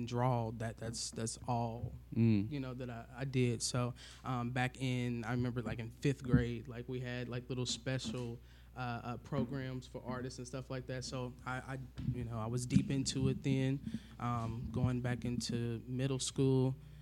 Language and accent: English; Indianapolis, Indiana, United States; I am born and raised here in Indy.